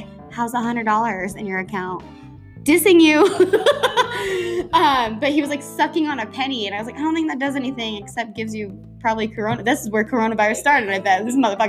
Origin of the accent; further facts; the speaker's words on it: Tahoe, United States; I came from Tahoe, which is like a fucking village. Then I moved to a big ass city, culture shock.